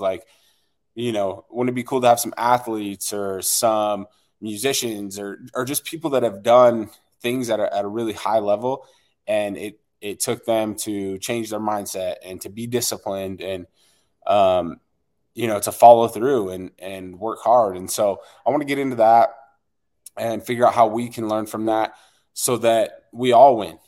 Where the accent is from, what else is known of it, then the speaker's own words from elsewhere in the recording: West Jordan, Utah, United States; I am from West Jordan, Utah.